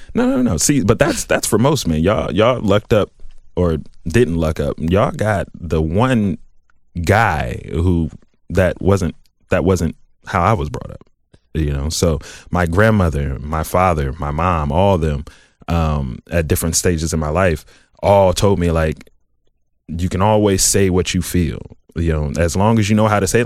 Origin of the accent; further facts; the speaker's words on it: Southfield, Michigan, United States; moved away as an adult; also born or lived in Columbus, Ohio; I'm from the South Side. I, I grew up in Southfield